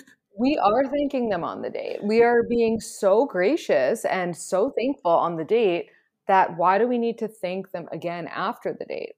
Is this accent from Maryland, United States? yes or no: no; New York City, New York, United States; I was born and raised in New York City